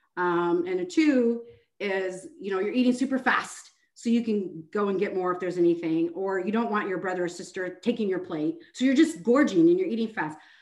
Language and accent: English; Seattle, Washington, United States; moved away as an adult; now in Houston, United States; I'm originally from Seattle, Washington. Um, I moved to Texas in 2010